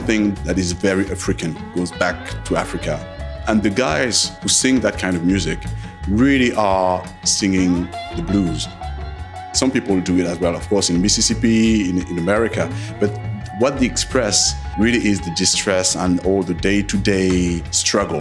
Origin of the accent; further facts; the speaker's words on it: France; my parents were from Guadeloupe Island, but I was born in France. I grew up there.